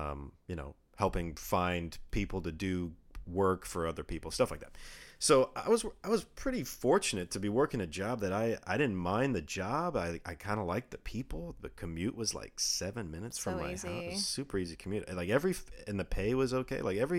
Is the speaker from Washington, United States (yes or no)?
yes; Redmond, Washington, United States; also born or lived in Bellevue; I was born in Bellevue, Washington. {S1} Mm-hmm. {S0} I was raised in Redmond, Washington.